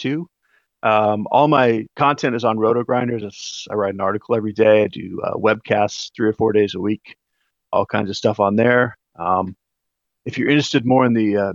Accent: Colorado, United States; moved away as an adult; now in Auburn, United States; So I live in Auburn, Alabama, and after growing up in Colorado

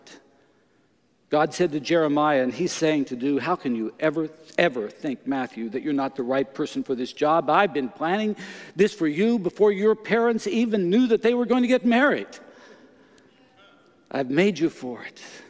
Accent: Canada; I'm from Canada

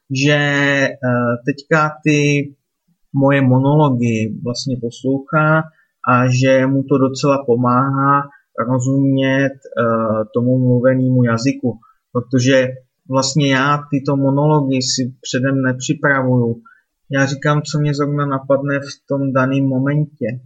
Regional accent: Litvínov, Ústí nad Labem Region, Czechia; moved away; zítra večer po práci hned jedu domů do Litvínova, jedu se podívat za rodiči

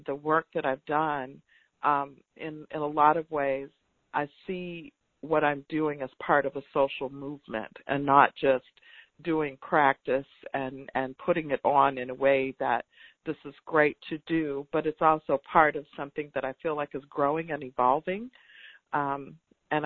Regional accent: Tallahassee, Florida, United States; I'm from Tallahassee, Florida. And so all of those places that people hear about connected to the movement are not far from where I was born and raised.

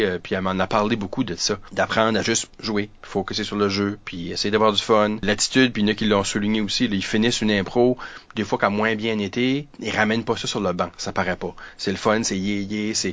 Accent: New Brunswick, Canada; also born or lived in Ottawa; je fais partie de l'Acadie. Euh, tu sais, je suis donc je suis néo-brunswickois, je suis canadien

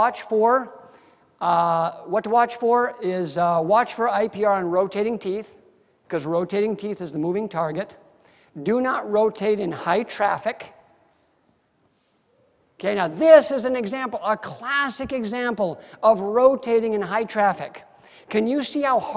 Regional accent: Wisconsin, United States; now in Las Vegas, United States; I'm from Wisconsin, so everybody has an old armoire in their basement.

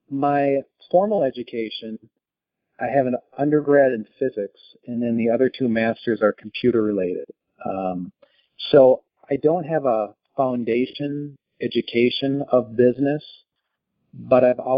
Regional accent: Minnesota, United States; moved away; also born or lived in Italy; I grew up in the Midwest in Minnesota

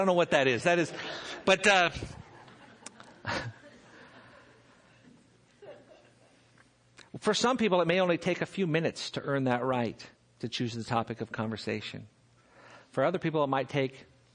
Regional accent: Seal Beach, California, United States; I grew up in Seal Beach, just down the road here, just down the freeway

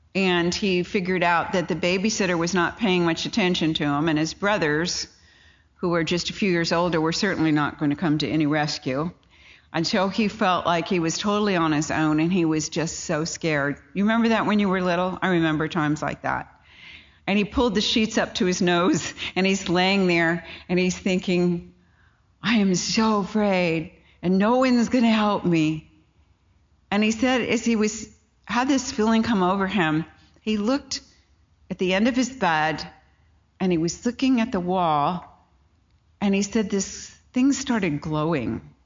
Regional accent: California, United States; I come from California

